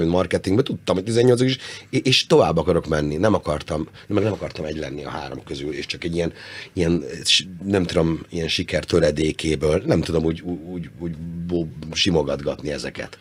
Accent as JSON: {"language": "Hungarian", "region": "Budapest", "country": "Hungary", "tie": "born or raised there", "also_born_or_lived": "Canada / Manhattan, New York", "moved": "as an adult", "said": "a Király utcára, meg a Lövölde térről, ahol felnőttem, meg ahol születtem"}